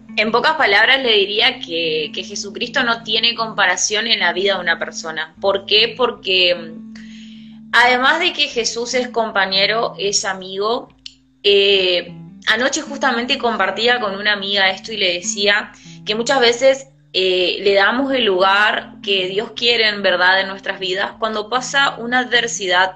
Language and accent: Spanish; El Colorado, Formosa, Argentina; moved away as an adult; now in Presidencia Roque Sáenz Peña, Argentina; soy de Argentina. Eh, específicamente soy de Formosa, eh, soy del Colorado Formosa